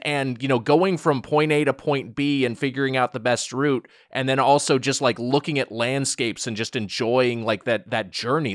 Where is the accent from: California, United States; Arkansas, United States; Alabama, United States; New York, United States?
California, United States; Southern; I'm from Southern California